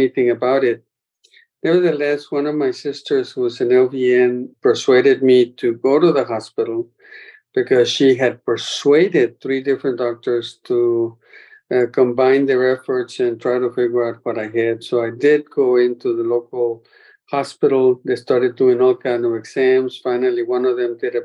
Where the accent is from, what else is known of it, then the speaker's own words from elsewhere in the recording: Laredo, Texas, United States; That's where my hometown is, Laredo, Texas